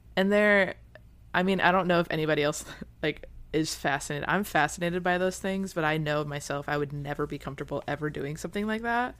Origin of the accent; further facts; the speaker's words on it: Michigan, United States; moved away as an adult; now in Florida, United States; I'm from Michigan, where hurricanes weren't a thing